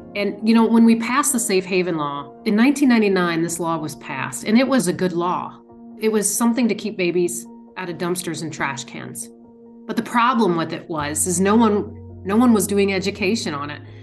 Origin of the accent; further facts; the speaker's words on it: Indiana, United States; I'm from Indiana